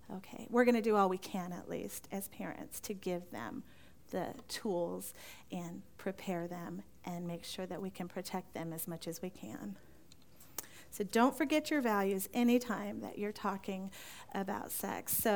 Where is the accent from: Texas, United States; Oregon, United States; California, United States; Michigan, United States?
California, United States; Now, growing up in California, Beth and I both grew up in California. We didn't know each other there